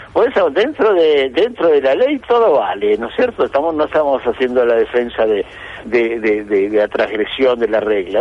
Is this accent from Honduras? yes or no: no; Argentina; soy argentino